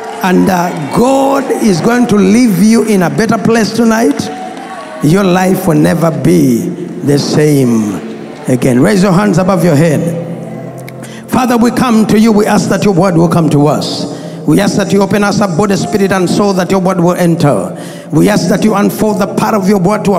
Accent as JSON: {"language": "English", "town": "Bweyogerere", "region": "Central Region", "country": "Uganda", "tie": "born or raised there", "said": "Growing up, I grew up in Bweyogerere"}